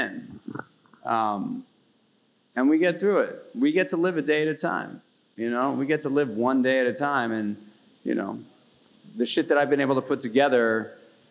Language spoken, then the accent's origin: English; New York City, New York, United States; I grew up in New York City, in Manhattan, as a kid, in public school system